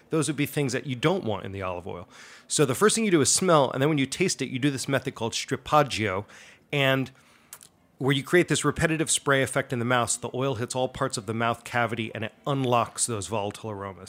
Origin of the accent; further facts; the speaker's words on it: Allendale, New Jersey, United States; that's where I'm from. Um, I'm a resident of Allendale, New Jersey. Uh, I grew up just outside New York City, uh, my whole life